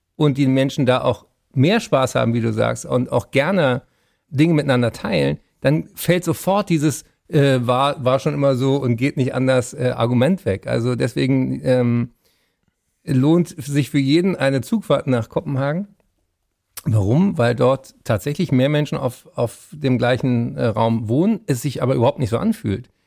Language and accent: German; Berlin, Germany; ich bin Berliner